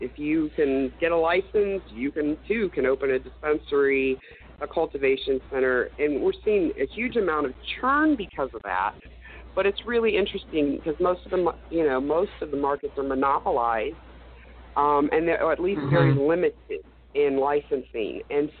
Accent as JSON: {"language": "English", "region": "Oklahoma", "country": "United States", "tie": "born or raised there", "said": "I moved back to Oklahoma about 6 months ago. This is where I was born and raised."}